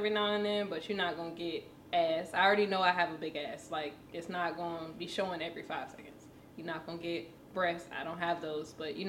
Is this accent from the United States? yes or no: yes; Charleston, South Carolina, United States; Charleston, South Carolina.